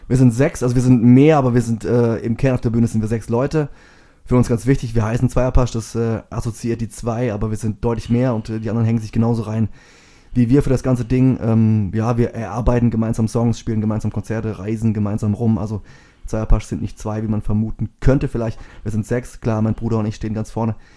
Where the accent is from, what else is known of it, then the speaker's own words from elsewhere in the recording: Bauland, Baden-Württemberg, Germany; moved away; wir sind jetzt hier aufgewachsen im Bauland